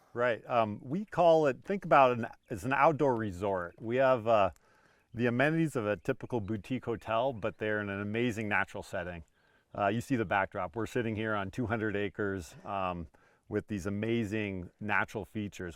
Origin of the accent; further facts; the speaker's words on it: Montana, United States; moved away; I grew up in Montana